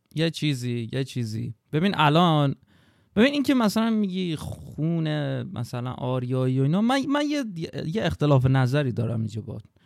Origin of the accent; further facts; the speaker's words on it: Babol, Mazandaran, Iran; من توی بابل که به دنیا اومدم از ابتدایی رفتم راهنمایی